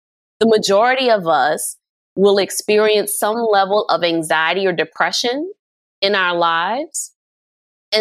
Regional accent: New Orleans, Louisiana, United States; my hometown of New Orleans

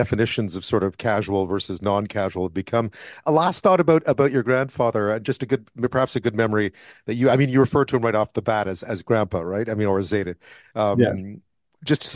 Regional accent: Montreal, Quebec, Canada; now in Western Canada; I live out west now. I grew up in Montreal

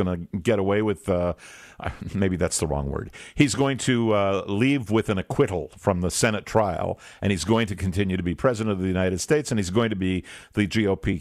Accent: Canada; I'm a Canadian

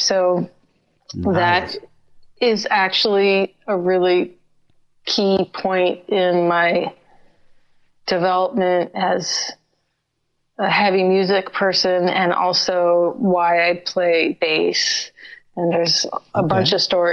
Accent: San Francisco, California, United States; moved away as an adult; also born or lived in Ashland, Oregon / New York; So I grew up in San Francisco

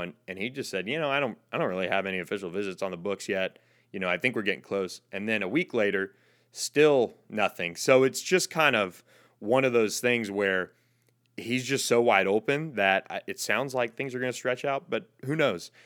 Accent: Florida, United States; moved away; my home state of Florida

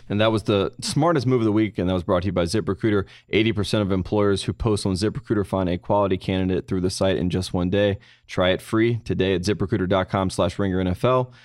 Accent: North Carolina, United States; my home state of North Carolina

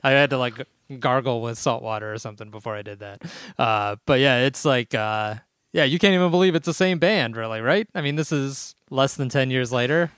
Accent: Chicago, Illinois, United States; growing up in Chicago

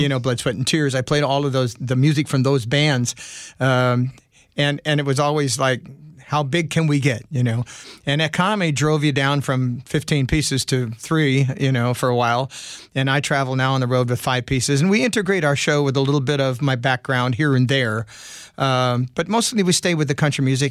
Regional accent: California, United States; moved away; also born or lived in Las Vegas, Nevada; I was a farmer growing up in California

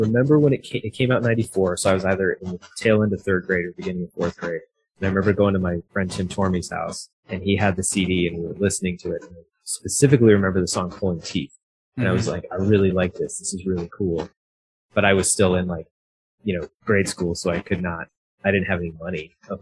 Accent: Fort Collins, Colorado, United States; I grew up in Fort Collins, so it's about an hour north of Denver.

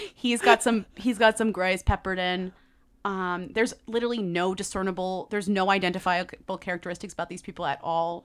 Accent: United States; because we're American

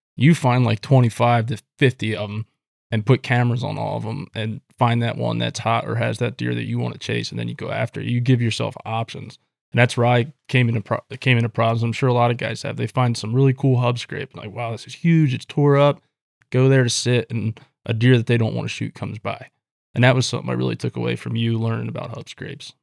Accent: Pennsylvania, United States; moved away; I'm from Pennsylvania as well originally

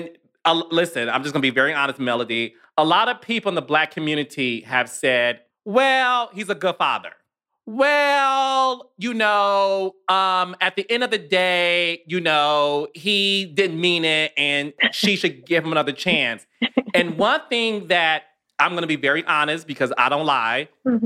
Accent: Detroit, Michigan, United States; also born or lived in Atlanta; now in Los Angeles, United States; growing up in Detroit

